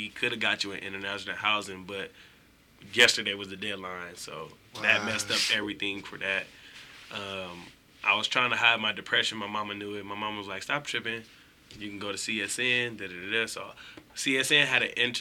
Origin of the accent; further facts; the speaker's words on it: Las Vegas, Nevada, United States; moved away as an adult; also born or lived in Concord, California / Susanville, California; I'm from Vegas, born and raised